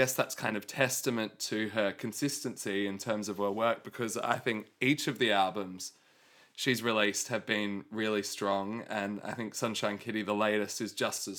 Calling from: Italy; Hello, Nick. I'm calling you from Italia.

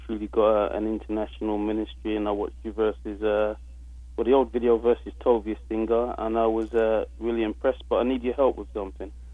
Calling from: London, United Kingdom; I'm calling through from London, England.

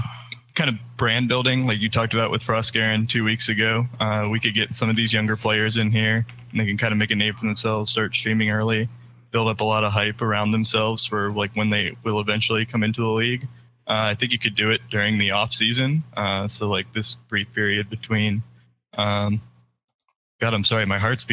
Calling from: Fort Myers, Florida, United States; Fort Myers, Florida.

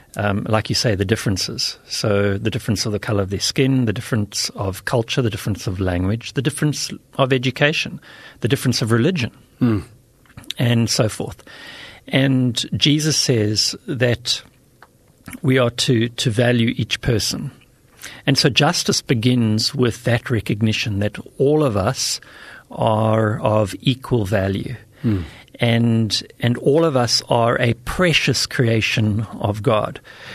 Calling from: South Africa; I'm speaking from South Africa.

